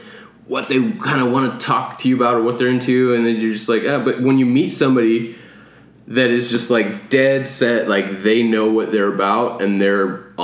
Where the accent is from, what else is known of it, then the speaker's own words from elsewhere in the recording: United States; I'm German, Irish, English, Polish, American.